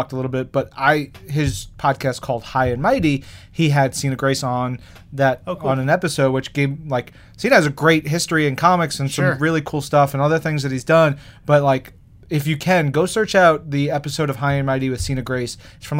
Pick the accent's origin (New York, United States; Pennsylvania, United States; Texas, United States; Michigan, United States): New York, United States; New York City; as a New Yorker